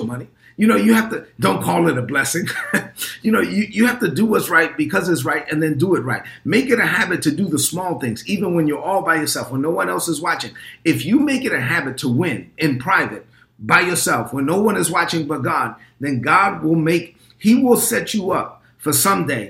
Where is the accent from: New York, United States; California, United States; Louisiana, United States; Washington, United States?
New York, United States; New York City; I'm a Dominican kid from Brooklyn. I'm proud to say that my mother came to this country in 1970 and I was born in 1972 and I grew up in East New York, Brooklyn